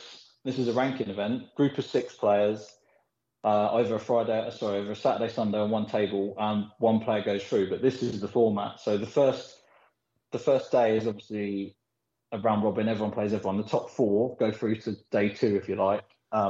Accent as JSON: {"language": "English", "country": "Philippines", "tie": "born there", "said": "I was born in the Philippines and we did a lot of traveling when we were younger, backwards and forwards."}